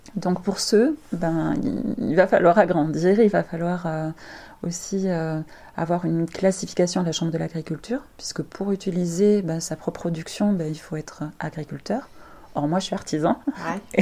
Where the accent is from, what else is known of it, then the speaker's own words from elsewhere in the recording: France; en tant que français